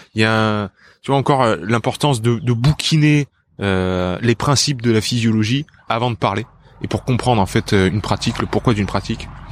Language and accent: French; south of France, France; also born or lived in Japan; Je viens du sud de la France